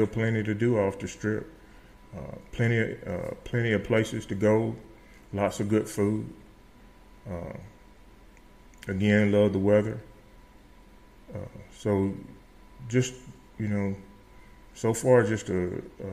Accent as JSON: {"language": "English", "town": "Starkville", "region": "Mississippi", "country": "United States", "tie": "born or raised there", "also_born_or_lived": "Las Cruces, New Mexico", "moved": "as an adult", "lives_now": "Las Vegas, New Mexico, United States", "said": "I was born and raised in Starville, Mississippi"}